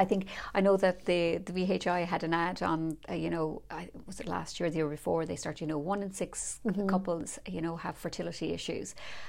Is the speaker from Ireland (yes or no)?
yes; Ireland; as Irish people